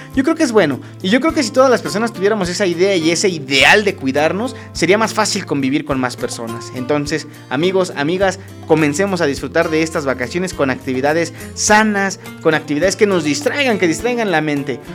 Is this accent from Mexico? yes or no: yes; Acambay, State of Mexico, Mexico; also born or lived in Toluca; los que somos de aquí de Acambay